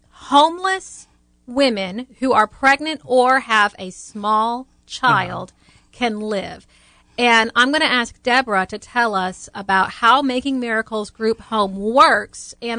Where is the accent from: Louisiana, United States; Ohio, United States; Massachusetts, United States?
Louisiana, United States; New Orleans; now in Tallahassee, United States; We're both from the New Orleans area.